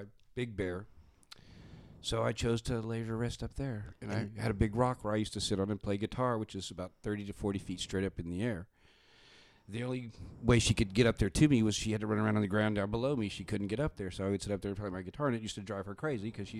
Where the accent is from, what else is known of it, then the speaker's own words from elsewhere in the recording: Baytown, Texas, United States; moved away; also born or lived in California; I was born in Baytown, Texas